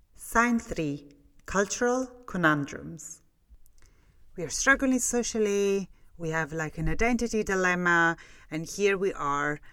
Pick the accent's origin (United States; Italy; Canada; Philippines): Italy; English is a second language; moved away as an adult; now in Scotland, United Kingdom; I left Italy. For real. You know, when I spend the majority of my time in Italy, I was like younger than twenty-two year old